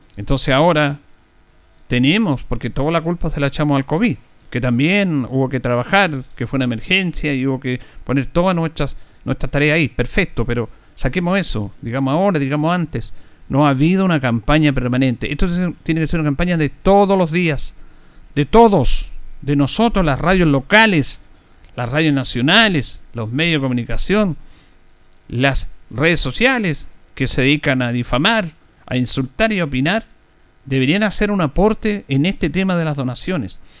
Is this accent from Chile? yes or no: yes; Chile